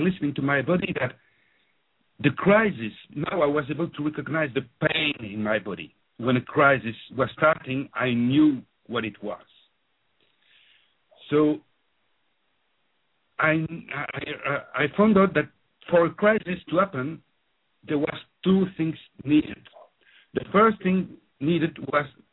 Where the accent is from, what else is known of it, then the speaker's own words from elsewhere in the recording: Belgium; accent: French-speaking; first language French; English is a second language; now in London, United Kingdom; So I grew up in Belgium. As you can hear from my accent, I'm French-speaking